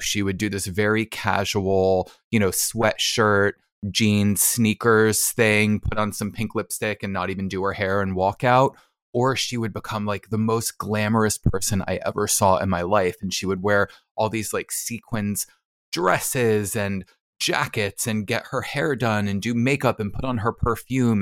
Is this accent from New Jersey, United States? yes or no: yes; New Jersey, United States; I'm from New Jersey